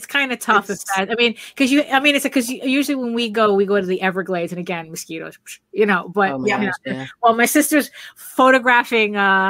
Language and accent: English; Valencia, Valencian Community, Spain; moved away; also born or lived in New York; go back to Spain, to my hometown. It's a small city. It's Valencia.